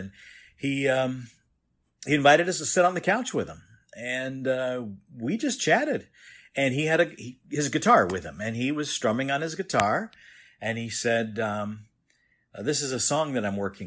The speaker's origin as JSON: {"language": "English", "town": "Los Angeles", "region": "California", "country": "United States", "also_born_or_lived": "Lodi, California", "said": "I live in Lodi, California. And I'm originally from Southern California in what's known as the San Fernando Valley in the Studio City and Sherman Oaks area"}